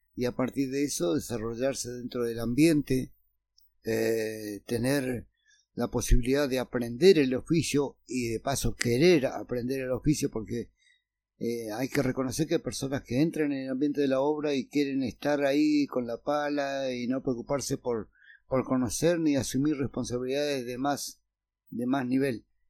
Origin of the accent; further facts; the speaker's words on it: San Carlos de Bariloche, Río Negro, Argentina; yo nací en el barrio La Cumbre